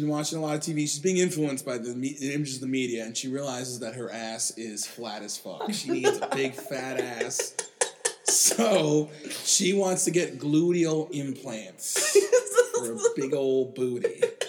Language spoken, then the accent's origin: English; Ann Arbor, Michigan, United States; I grew up in Ann Arbor, Michigan, and my sister loves anime.